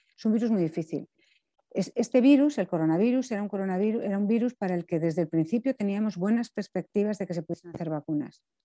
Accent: Spain; tenemos como población española

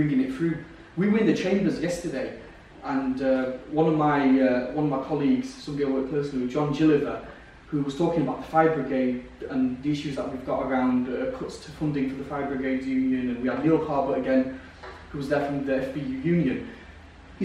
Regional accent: United Kingdom; I grew up on Park Road in town

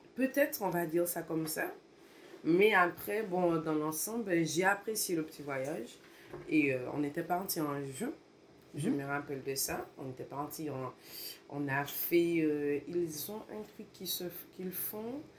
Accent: Martinique; moved away; quand je suis retournée en Martinique

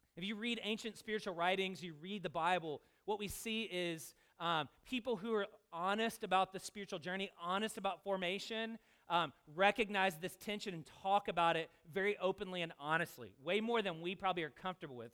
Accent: Louisville, Kentucky, United States; I'm from Louisville

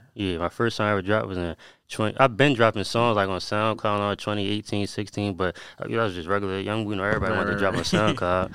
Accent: Albany, United States; I grew up in Albany, playing basketball

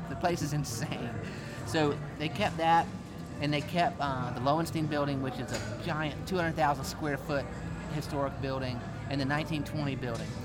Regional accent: Rock Hill, South Carolina, United States; when I grew up in Rock Hill

